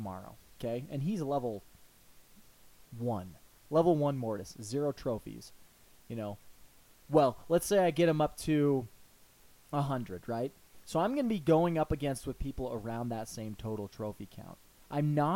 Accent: United States; we're from the United States.

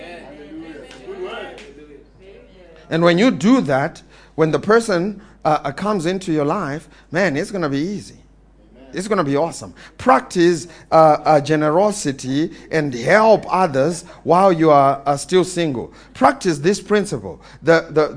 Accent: Eastern Cape, South Africa; I'm coming from the Eastern Cape

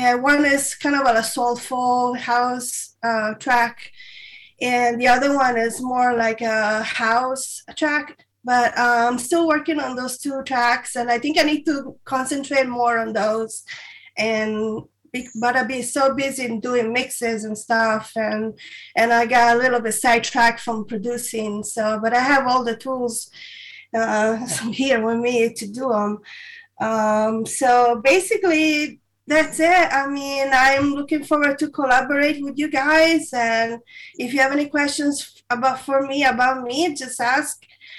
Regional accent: Italy; now in United States; I'm originally from Italy. I was born and raised there. So I've been in the United States for about 20 years, something like that.

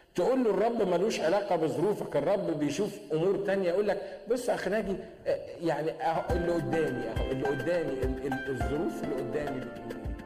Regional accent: Egypt

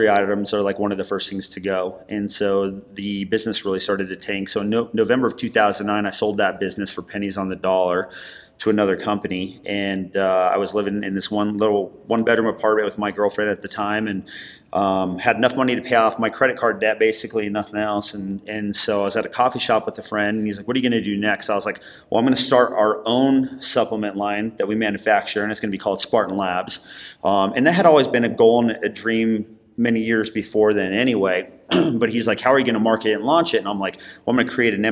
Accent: Denver, Colorado, United States; I grew up here in Denver.

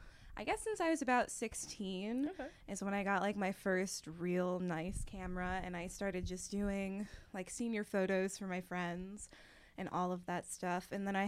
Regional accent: Forest City, Pennsylvania, United States; Forest City, Pennsylvania.

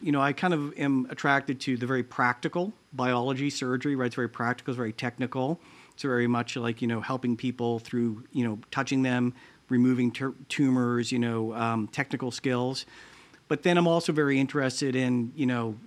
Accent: Lawrence, Massachusetts, United States; now in Columbus, United States; I grew up outside Boston, about 30 miles north of Boston, a town called Lawrence, Massachusetts

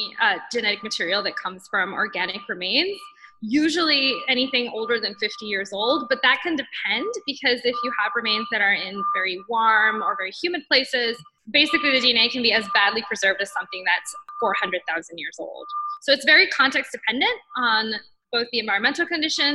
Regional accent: Puerto Rico; moved away; I am from Puerto Rico. That's where I grew up, and that's where I studied

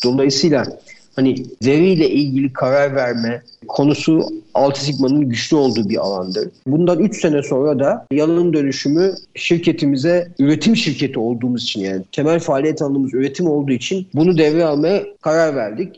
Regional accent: Istanbul, Turkey; 1977 İstanbul doğumluyum.

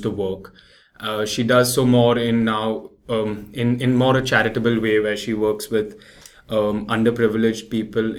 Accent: Mumbai, Maharashtra, India; moved away as an adult; also born or lived in London, United Kingdom; now in New York, United States; I live in Bombay, and I was born in Bombay

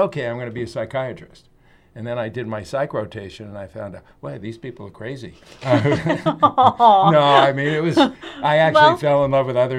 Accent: New York City, New York, United States; moved away; I was born and raised in Brooklyn, New York. Before it was cool to be from Brooklyn, New York.

